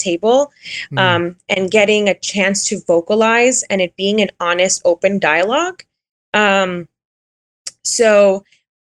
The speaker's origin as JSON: {"language": "English", "town": "Miami", "region": "Florida", "country": "United States", "tie": "born or raised there", "moved": "yes", "said": "where I grew up in Miami"}